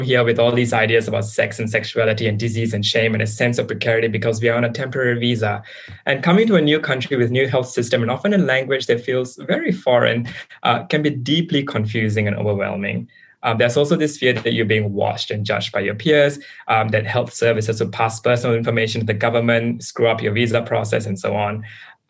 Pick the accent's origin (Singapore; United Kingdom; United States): Singapore; moved away as an adult; now in New South Wales, Australia; I come from Singapore